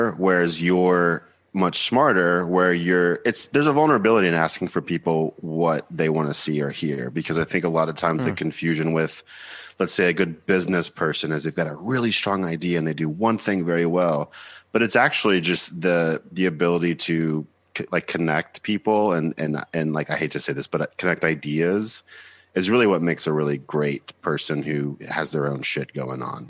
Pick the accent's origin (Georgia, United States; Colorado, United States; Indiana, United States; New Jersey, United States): Georgia, United States; Buford; moved away as an adult; also born or lived in Nashville, Tennessee / Seattle, Washington; now in New York, United States; I'm from Buford, Georgia